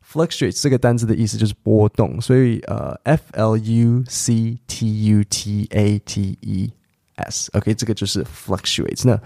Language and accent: English; Taipei, Taiwan; I grew up in Taipei